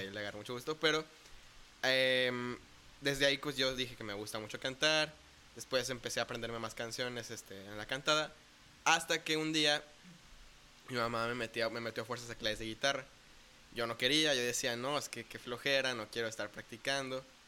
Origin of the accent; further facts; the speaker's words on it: Puerto Vallarta, Jalisco, Mexico; also born or lived in Zapopan, Jalisco / Guadalajara, Jalisco / Bucerías, Nayarit; Me vine a vivir acá a Puerto Vallarta cuando cumplí cinco años con mi familia. Entonces, pues también podría decir que soy más pata salada que otra cosa